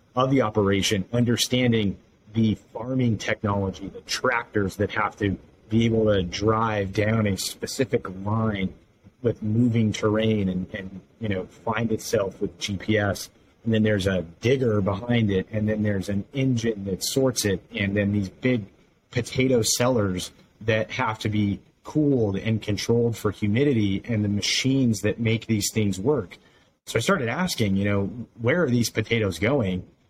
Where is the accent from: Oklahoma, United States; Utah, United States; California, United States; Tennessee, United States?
Utah, United States; now in Idaho, United States; I grew up in Utah